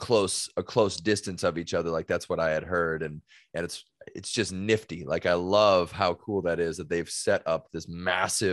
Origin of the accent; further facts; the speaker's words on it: California, United States; now in Louisiana, United States; I'm from California originally. And then I'm in Louisiana right now